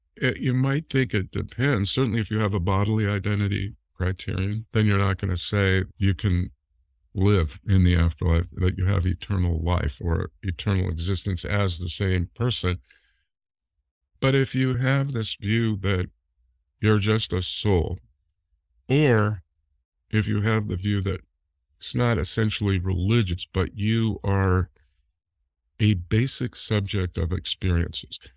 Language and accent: English; Cleveland, Ohio, United States; I was born in Cleveland